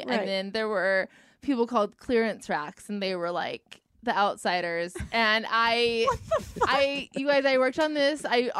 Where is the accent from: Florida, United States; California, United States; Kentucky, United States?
California, United States; Southern; I grew up in Southern California, so I was hit hard by the Abercrombie epidemic.